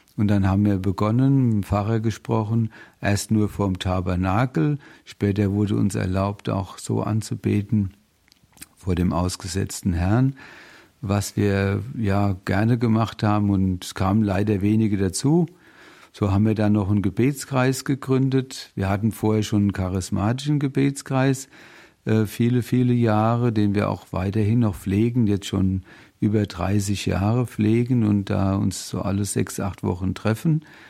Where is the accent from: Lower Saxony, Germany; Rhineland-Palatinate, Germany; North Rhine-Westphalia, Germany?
Rhineland-Palatinate, Germany; Bingen am Rhein; now in Mainz, Germany; Ich komme aus dem schönen Rheinhessen bin da auch geboren in Bingen im Heiliggeist